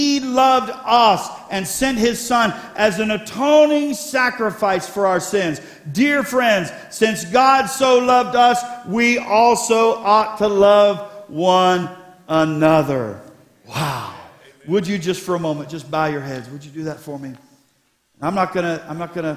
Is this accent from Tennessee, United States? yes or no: no; Columbus, Ohio, United States; Columbus. I said, I pastor there